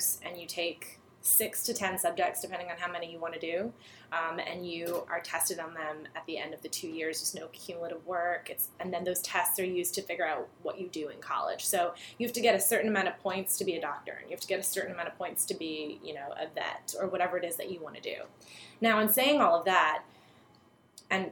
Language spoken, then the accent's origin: English; Ireland; moved away as an adult; also born or lived in United States; being Irish, the lure of emigration has always been there